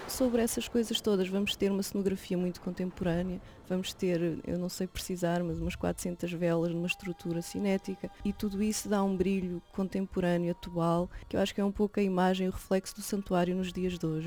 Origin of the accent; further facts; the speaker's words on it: Fátima, Centro, Portugal; eu sou de Fátima